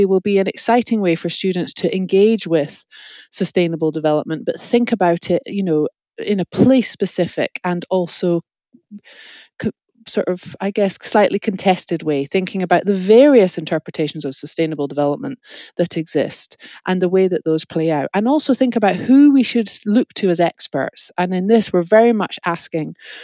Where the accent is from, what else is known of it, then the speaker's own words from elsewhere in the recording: Scotland, United Kingdom; as a Scottish person